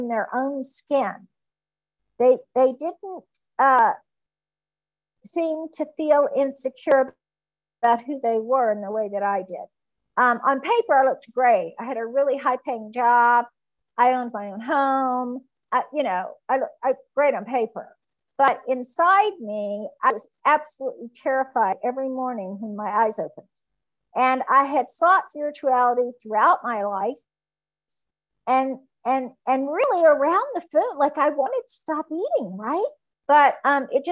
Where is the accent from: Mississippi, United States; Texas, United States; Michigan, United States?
Mississippi, United States; I was from Mississippi